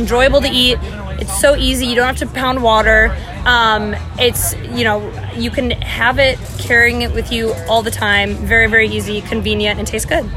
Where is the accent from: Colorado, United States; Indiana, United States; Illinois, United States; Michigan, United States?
Illinois, United States; Chicago; I'm from Chicago